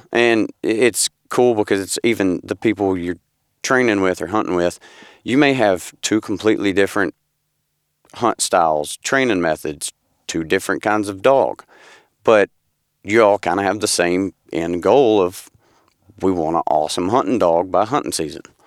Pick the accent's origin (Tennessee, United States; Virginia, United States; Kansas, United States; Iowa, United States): Tennessee, United States; Paris; I'm from Paris, Tennessee